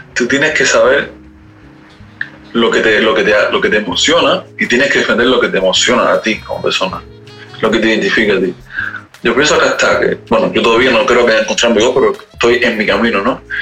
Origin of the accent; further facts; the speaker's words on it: Cuba; moved away as an adult; also born or lived in Europe; now in Paris, France; yo soy cubano